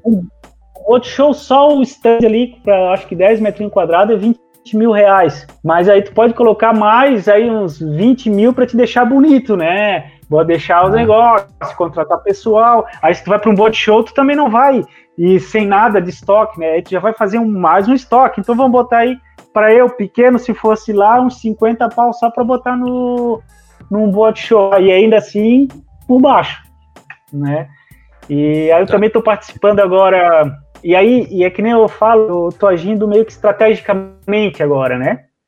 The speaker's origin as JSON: {"language": "Portuguese", "region": "Santa Catarina", "country": "Brazil", "said": "eu sou aqui de Santa Catarina"}